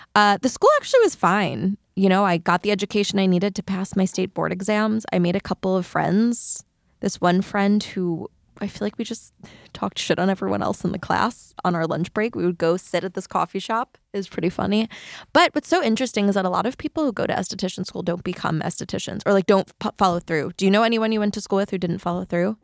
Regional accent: between Queens and Long Island, New York, United States; I grew up in New York between Queens and Long Island

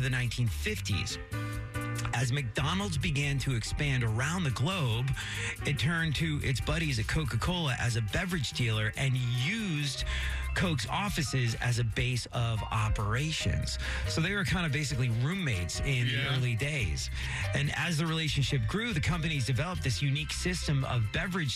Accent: England, United Kingdom; now in United States; growing up in England

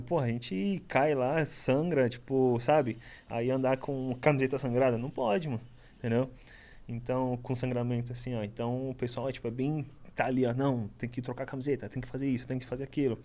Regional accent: Guarujá, São Paulo, Brazil; born or raised there; also born or lived in Itanhaém

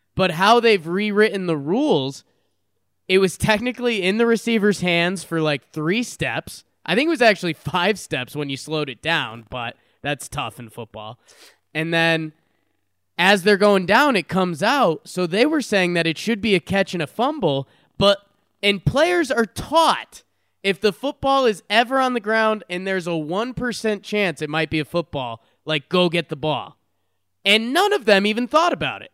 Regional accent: Connecticut, United States; growing up in Connecticut

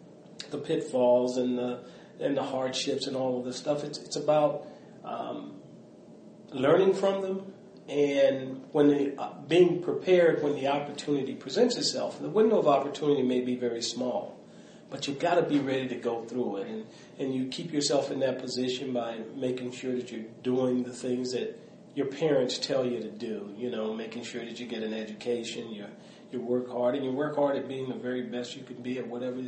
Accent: Mobile, Alabama, United States; born there; So, you know, it was interesting because I was born in Mobile, Alabama.

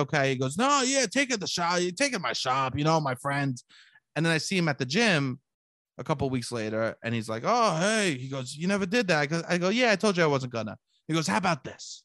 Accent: New York City, New York, United States; a true Italian, Staten Island Italian boy

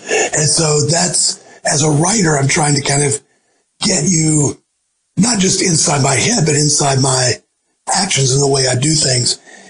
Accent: the South, United States; I certainly heard people saying that, growing up in the South.

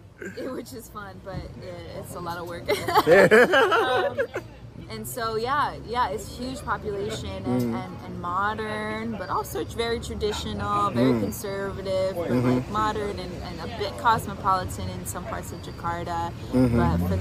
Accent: United States; also born or lived in Indonesia; They're curious about me as an American and as an American Indonesian.

